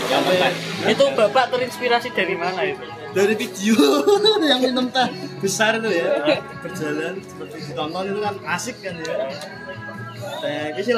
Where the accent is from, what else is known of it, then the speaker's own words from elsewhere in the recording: Thailand; Indonesian is a second language; saya kan saya dari Thailand